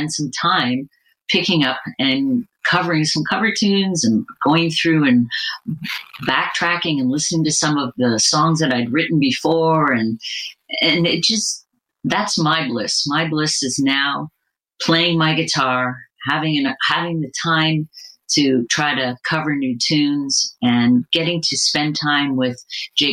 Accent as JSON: {"language": "English", "country": "Canada", "said": "I'm Canadian"}